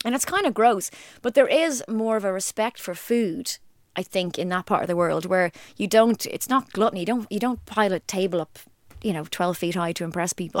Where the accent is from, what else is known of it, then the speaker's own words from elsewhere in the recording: Ireland; I'm Irish